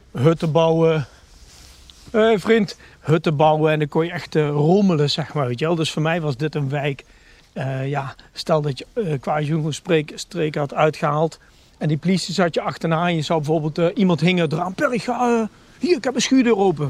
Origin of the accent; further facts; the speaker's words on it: Nijmegen, Gelderland, Netherlands; ik ben 51 jaar geboren en getogen Nijmegenaar.